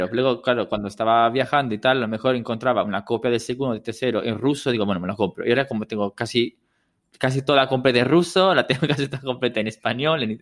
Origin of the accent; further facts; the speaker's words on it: Italy; first language Italian; Spanish is a second language; moved away; ahora que hablo italiano con mis amigas y son casi 10 años que no voy a Italia